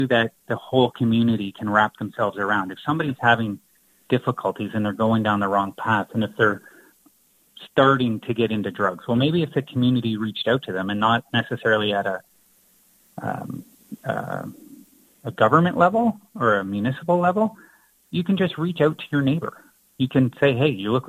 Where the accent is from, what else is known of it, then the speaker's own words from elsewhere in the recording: Lucan, Ontario, Canada; moved away as an adult; also born or lived in Sault Ste. Marie, Ontario; now in Moose Jaw, Canada; I was originally from Lucan, Ontario, so it's like close to London, Ontario